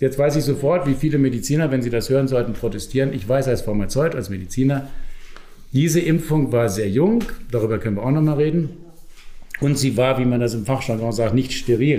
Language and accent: German; Germany; now in Austria; Ich komme ja aus Deutschland, wie man hört, an meiner Sprache.